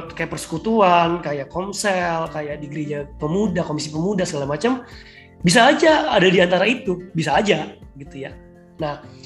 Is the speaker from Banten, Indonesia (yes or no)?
no; Batam, Riau Islands, Indonesia; moved away as an adult; now in Jakarta, Indonesia; aku kan orang Batam